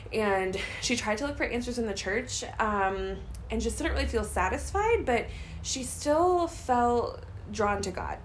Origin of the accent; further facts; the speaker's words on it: St. Louis, Missouri, United States; moved away as an adult; also born or lived in Joplin, Missouri; I grew up in St. Louis, Missouri area, born and raised, and lived there my whole life until it was time to go to college